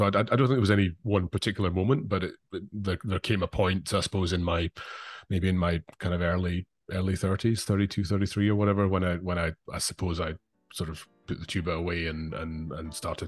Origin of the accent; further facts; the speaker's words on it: Glasgow, Scotland, United Kingdom; growing up in Glasgow, in the late 80s, going to the Academy junior department, Naimi Järvi was conducting the SNO on Saturday nights.